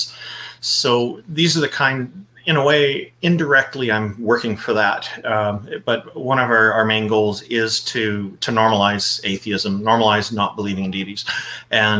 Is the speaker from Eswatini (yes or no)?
no; Canada; I am a Canadian. I was born here.